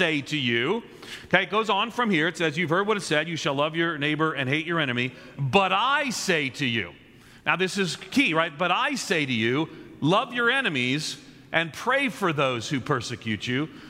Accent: Long Island, just outside New York City, United States; also born or lived in Nashville; now in Chicago, United States; I grew up on just outside of New York City on Long Island in an Irish Catholic neighborhood

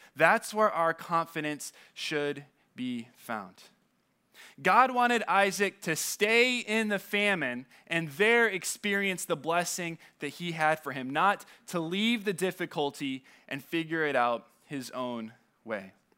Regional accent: California, United States; moved away; I say I'm from California

